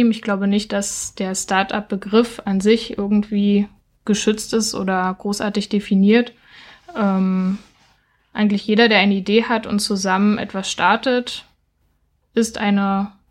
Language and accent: German; Berlin, Germany; now in Halle, Germany; Also ich komme ursprünglich aus Berlin und habe jetzt in Halle gegründet.